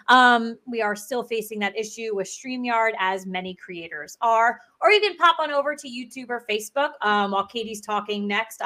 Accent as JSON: {"language": "English", "region": "New Jersey", "country": "United States", "said": "we're from New Jersey."}